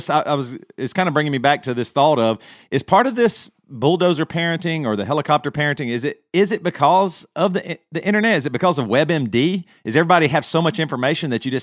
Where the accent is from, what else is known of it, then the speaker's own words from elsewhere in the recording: Greer, South Carolina, United States; Matt and I grew up in Greer, South Carolina, in the '80s